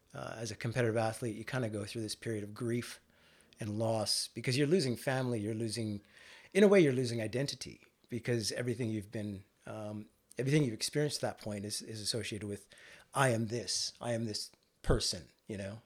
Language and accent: English; northern British Columbia, Canada; moved away as an adult; also born or lived in Vancouver, Canada / Victoria, Canada; now in Australia; I was born and raised in Canada, uh, to Indian immigrant parents